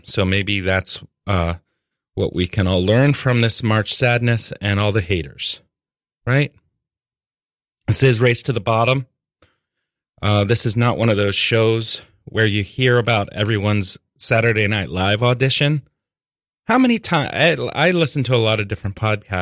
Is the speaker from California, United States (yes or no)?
no; Norfolk, Virginia, United States; I grew up in Norfolk, Virginia